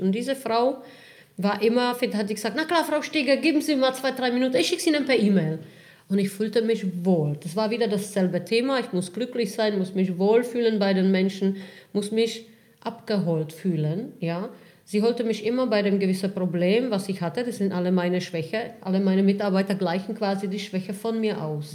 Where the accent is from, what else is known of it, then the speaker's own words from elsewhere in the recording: Czechia; now in Germany; Ich komme ursprünglich aus Tschechien. Ähm, ich bin vor fast 20 Jahren nach Deutschland gekommen